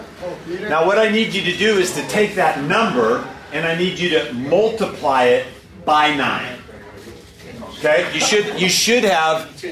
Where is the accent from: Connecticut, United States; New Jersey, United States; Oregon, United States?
Oregon, United States; Portland; I'm from Portland, Oregon.